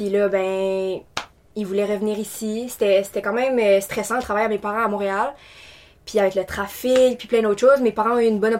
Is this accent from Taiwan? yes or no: yes; Taiwan; now in Moncton, Canada; puis je viens de Taïwan. j'ai déménagé plusieurs fois dans ma vie. Je suis étudiante à temps plein à l'Université de Moncton.